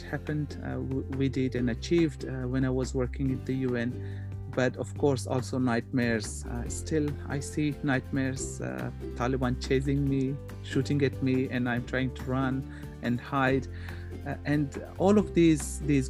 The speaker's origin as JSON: {"language": "English", "country": "Pakistan", "tie": "born or raised there", "also_born_or_lived": "Afghanistan", "moved": "as an adult", "lives_now": "Indonesia", "said": "I grew up in Pakistan as refugee and I got education up to grade 8"}